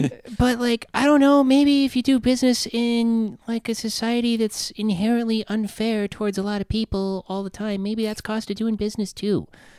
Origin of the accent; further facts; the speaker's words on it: South Dakota, United States; now in Los Angeles, United States; growing up in South Dakota.